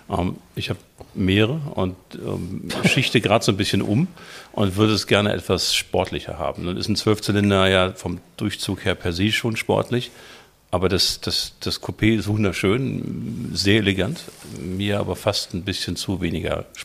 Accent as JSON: {"language": "German", "region": "Hamburg", "country": "Germany", "said": "ich äh, bin Hamburger, 56 Jahre alt"}